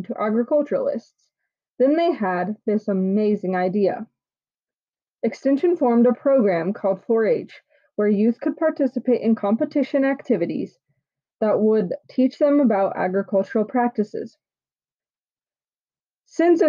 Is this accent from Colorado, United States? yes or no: yes; Loveland, Colorado, United States; I grew up and live in West Loveland, Colorado